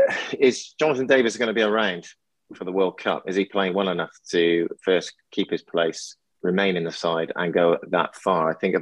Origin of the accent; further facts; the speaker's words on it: England, United Kingdom; I'm English